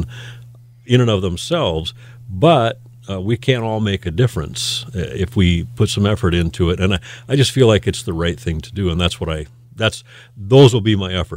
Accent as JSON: {"language": "English", "region": "Northwest Iowa", "country": "United States", "tie": "born or raised there", "also_born_or_lived": "Mitchell, South Dakota", "moved": "as an adult", "lives_now": "Sioux Falls, United States", "said": "This is home now. But we grew up in Northwest Iowa"}